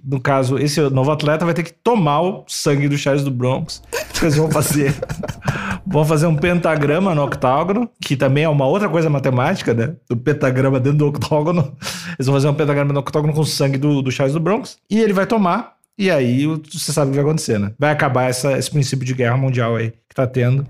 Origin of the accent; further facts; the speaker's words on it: Rio Grande do Sul, Brazil; accent: gaúcho; eu tendo a ficar mais gaúcho, que é a minha origem, é o bah. jeito que eu fiquei, aprendi a falar, eu tento puxar o sotaque mais gaúcho.